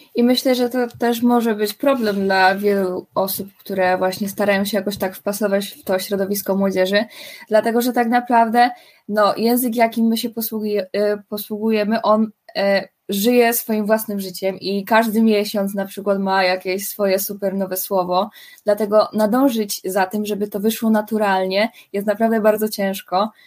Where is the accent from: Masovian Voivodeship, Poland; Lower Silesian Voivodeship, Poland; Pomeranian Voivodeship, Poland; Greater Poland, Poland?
Lower Silesian Voivodeship, Poland; Ząbkowice Śląskie; jestem z Ząbkowic